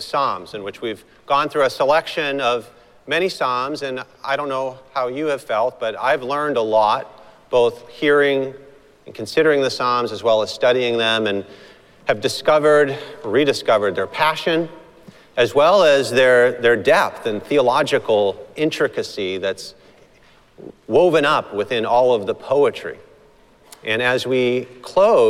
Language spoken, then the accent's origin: English; Boston, Massachusetts, United States; growing up in Boston